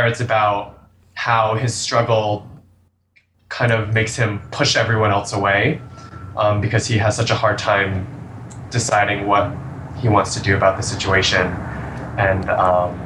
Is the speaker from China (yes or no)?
no; Albany, New York, United States; now in New York City, United States; I grew up in Albany, New York.